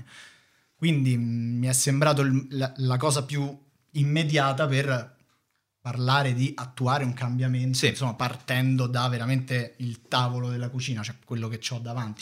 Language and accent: Italian; Rome, Lazio, Italy; vivevo a Prima Valle